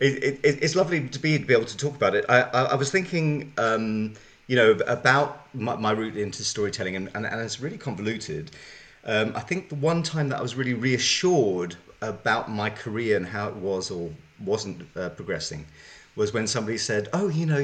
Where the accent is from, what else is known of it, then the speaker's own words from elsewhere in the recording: Zimbabwe; growing up in Zimbabwe, I'm a white African Jew. So growing up in Zimbabwe, where I grew up